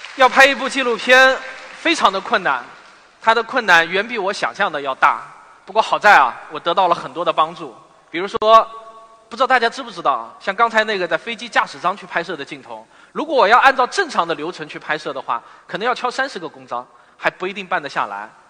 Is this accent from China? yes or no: yes; Shaoxing, Zhejiang, China; moved away as an adult; also born or lived in Shanghai; 我在我的故乡绍兴，欢迎各位远道而来的朋友。你们是我最忠实的听众和读者。绍兴是我从小成长的地方